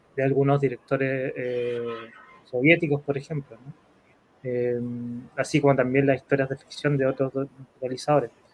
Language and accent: Spanish; Chile